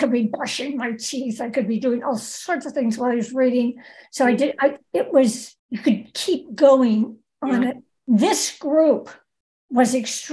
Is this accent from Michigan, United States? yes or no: yes; Ann Arbor, Michigan, United States; moved away; I'm from Ann Arbor, Michigan